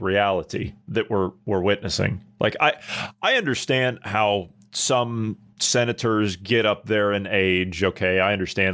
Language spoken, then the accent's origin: English; United States; moved away; I'm an American citizen, but I live in a foreign country